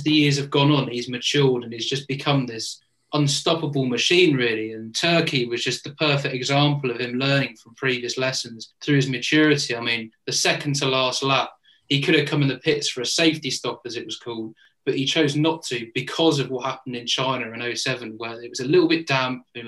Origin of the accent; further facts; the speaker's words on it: United Kingdom; I'm British